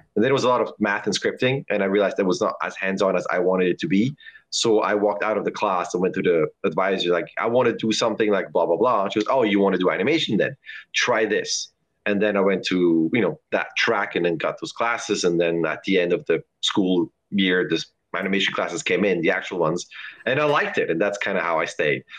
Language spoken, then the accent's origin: English; Lucerne, Switzerland; now in San Francisco, United States; I am from Lucerne in Switzerland